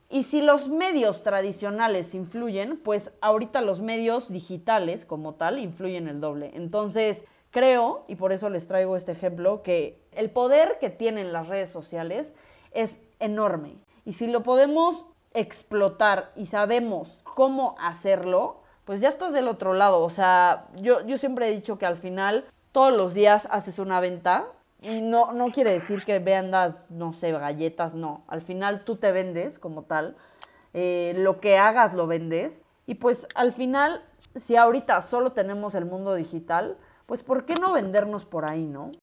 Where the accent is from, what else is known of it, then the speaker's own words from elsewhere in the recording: Mexico; ya que estamos en México y somos mexicanas, orgullosamente mexicanas.